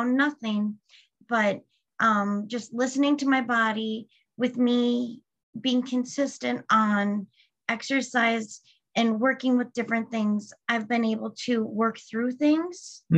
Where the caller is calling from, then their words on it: Sartell, Minnesota, United States; I am calling from Sartell, Minnesota.